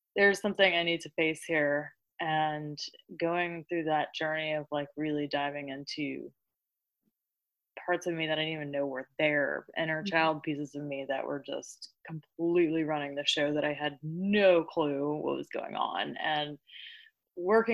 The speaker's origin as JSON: {"language": "English", "region": "the South", "country": "United States", "tie": "born or raised there", "said": "I grew up in the South"}